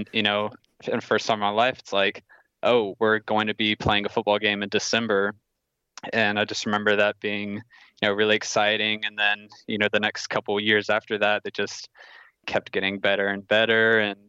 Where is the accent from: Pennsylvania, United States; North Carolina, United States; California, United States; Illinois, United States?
North Carolina, United States; Durham; I grew up in Durham